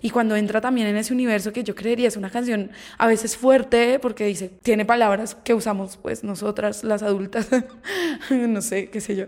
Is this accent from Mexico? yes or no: no; Colombia; no solo como colombianas, sino como latinoamericanas